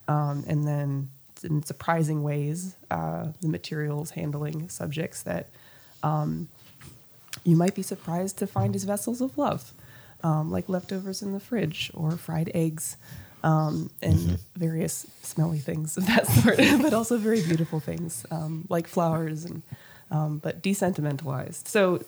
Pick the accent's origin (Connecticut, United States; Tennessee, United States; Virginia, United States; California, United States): Tennessee, United States; also born or lived in New Orleans; No, I grew up in Tennessee, outside of Nashville. At the time, it was really rural, and there was not much awareness of what art was, or, you know, any kind of art world, where I grew up. But I was born in New Orleans